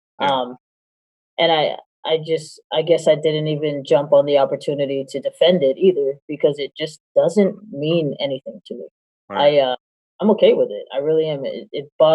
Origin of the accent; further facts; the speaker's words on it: Hawaii, United States; moved away; I was born and raised in Hawaii